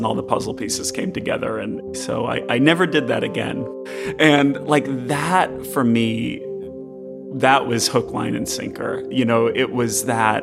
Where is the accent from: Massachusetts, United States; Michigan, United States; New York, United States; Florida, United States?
Massachusetts, United States; I remember going to Walden Pond growing up in Massachusetts.